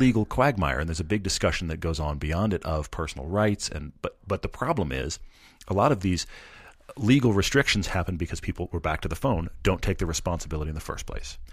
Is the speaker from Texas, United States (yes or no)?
yes; Texas, United States; I'm from Texas